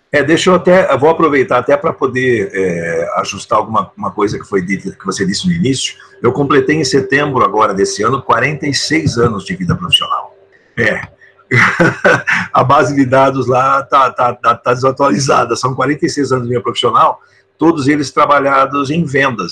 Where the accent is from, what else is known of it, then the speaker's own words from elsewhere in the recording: São Paulo, Brazil; moved away as an adult; now in São Francisco de Paula, Brazil; eu sou de São Paulo, capital. Eu nasci na cidade